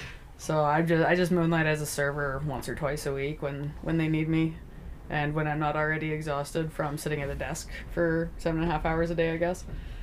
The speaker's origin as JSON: {"language": "English", "town": "Hay River", "region": "Northwest Territories", "country": "Canada", "tie": "born or raised there", "also_born_or_lived": "Alberta / British Columbia", "moved": "yes", "lives_now": "Yellowknife, Canada", "said": "I am originally from Hay River, though, just on the other side of the lake. It was where I was born and where I grew up most of my life. Although at this point, I've spent a decent amount of time living in Alberta or BC"}